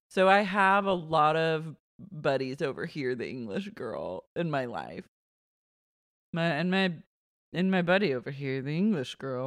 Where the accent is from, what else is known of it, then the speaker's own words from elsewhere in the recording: Oklahoma City, Oklahoma, United States; growing up in Oklahoma City